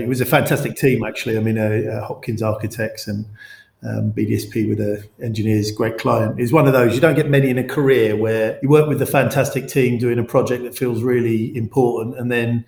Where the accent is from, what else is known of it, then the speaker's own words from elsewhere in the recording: London, United Kingdom; I grew up in West London.